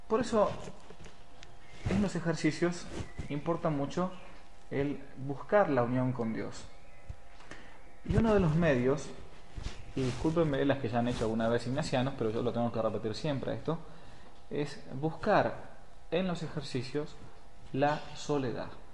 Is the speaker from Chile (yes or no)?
no; Buenos Aires, Argentina; moved away as an adult; Vengo de Buenos Aires, he trabajado mucho tiempo hasta los 25 que entré al seminario, tomaba el subte todos los días